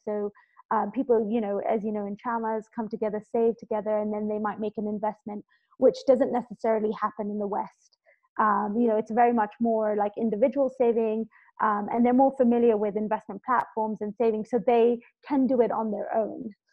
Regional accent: Kenya; also born or lived in London; I'm originally Kenyan, uh, born and raised here, and I went off to London to study

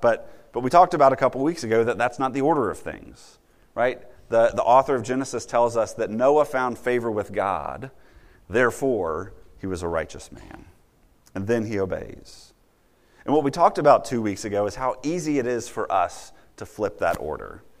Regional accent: Virginia, United States; as a little kid growing up in Virginia

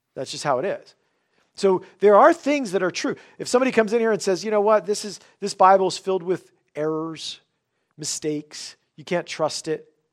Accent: United States; for us as the American church

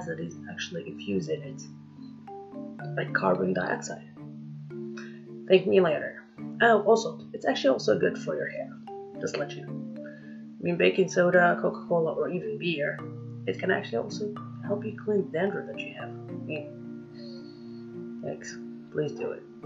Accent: Algeria; English is a second language; I'm not an American. For those of you who say that, I'm not. I'm fluffy Algerian

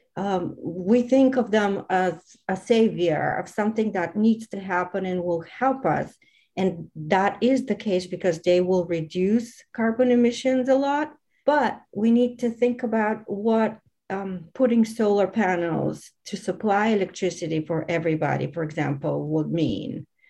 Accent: Varna, Varna Province, Bulgaria; I am originally from Varna

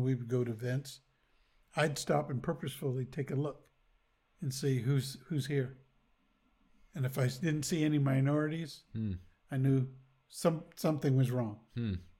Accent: Topeka, Kansas, United States; since I grew up in Topeka, I've seen Topeka do its up and downs.

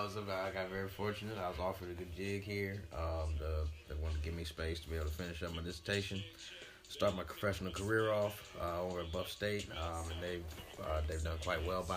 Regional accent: St. Louis, Missouri, United States; moved away as an adult; also born or lived in Atlanta, Georgia / Memphis; Born and raised in St. Louis, Missouri.

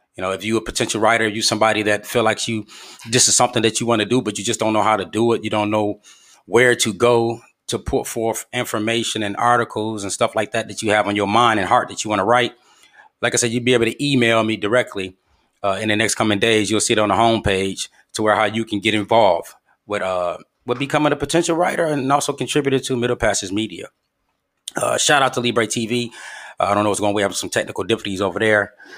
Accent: Flint, Michigan, United States; my hometown of Flint, Michigan

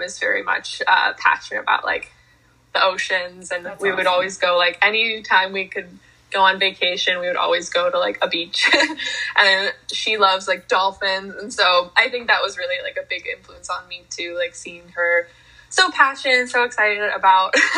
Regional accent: United States; I'm the American version of you

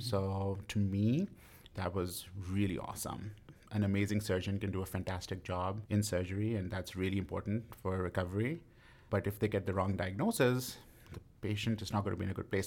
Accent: West Bromwich, West Midlands, United Kingdom; moved away; I grew up in a small town called West Bromwich in the West Midlands

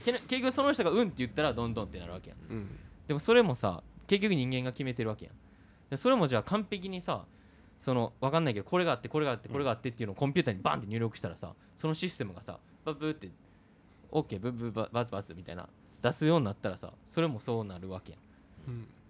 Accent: Japan; 日本に生まれて

